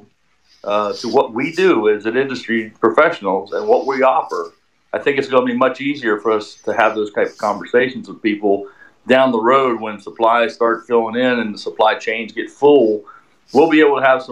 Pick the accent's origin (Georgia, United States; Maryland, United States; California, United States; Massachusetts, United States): Maryland, United States; moved away; I'm from Maryland, and my kids still up or in that area.